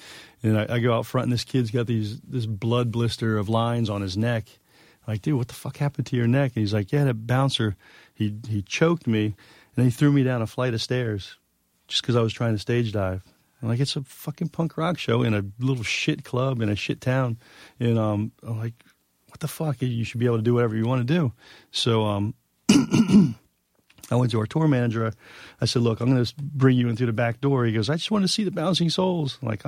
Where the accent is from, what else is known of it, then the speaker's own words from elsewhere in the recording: New York, United States; Because it's as a New Yorker, you put like 50 layers up.